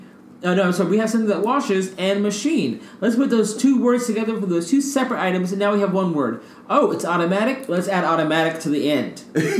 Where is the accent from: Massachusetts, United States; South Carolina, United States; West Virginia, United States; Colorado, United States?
South Carolina, United States; also born or lived in California / Louisiana / Arkansas; the area where I spent most of my my teenage years and my young adult life, you know, it was in South Carolina. I moved across the country from California to South Carolina, stopping for a little, you know, 2-year pit stop in Louisiana and across at Arkansas.